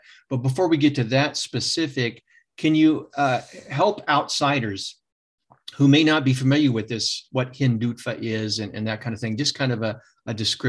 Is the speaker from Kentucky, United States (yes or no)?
no; Sacramento, California, United States; I'm from Sacramento.